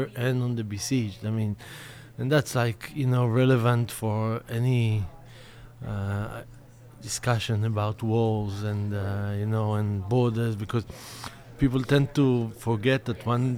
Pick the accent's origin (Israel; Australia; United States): Israel; growing up in Israel